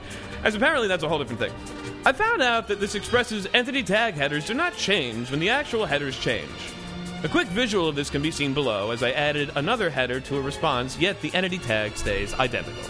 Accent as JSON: {"language": "English", "region": "Florida", "country": "United States", "said": "I'm from Florida"}